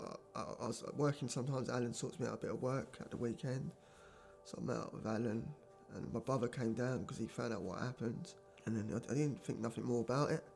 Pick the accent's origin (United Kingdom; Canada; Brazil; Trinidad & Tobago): United Kingdom; Maidstone, South East England; moved away as an adult; I'm originally from Maidstone in Kent. I've been up this way for nearly 10 years